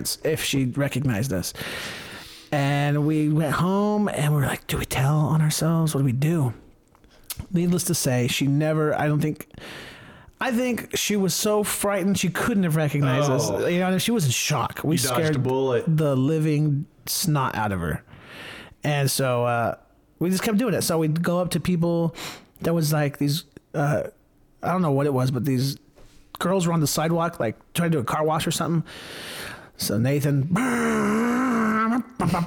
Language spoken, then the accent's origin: English; Stockton, California, United States; I grew up in Stockton, and this is California